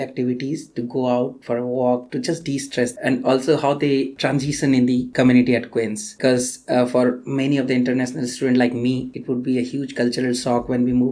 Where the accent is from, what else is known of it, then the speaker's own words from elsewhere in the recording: India; moved away as an adult; now in Kingston, Canada; I am from India